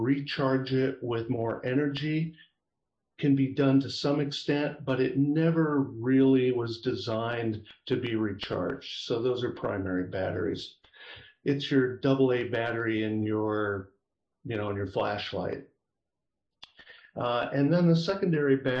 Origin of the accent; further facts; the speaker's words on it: Iowa, United States; moved away as an adult; also born or lived in San Francisco Bay Area, California; now in Sacramento foothills, California, United States; Born and raised in Iowa, education there as an undergraduate